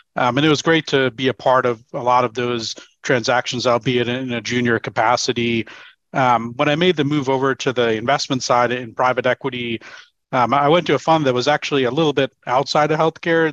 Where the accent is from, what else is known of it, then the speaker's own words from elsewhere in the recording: New York, United States; moved away as an adult; also born or lived in Seattle; I moved from New York, where I lived all my life, over to Seattle eight years ago